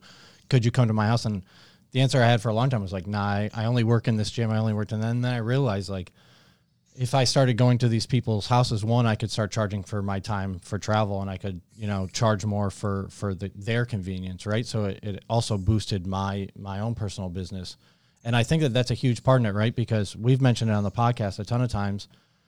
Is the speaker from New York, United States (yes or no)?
yes; Syracuse, New York, United States; It's kind of tough to leave New York. I'm from Syracuse originally, so I understand.